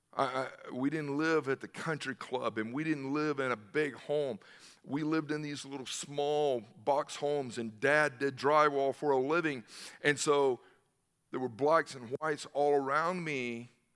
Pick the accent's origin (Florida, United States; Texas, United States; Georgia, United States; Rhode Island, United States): Georgia, United States; Newnan; I grew up in the South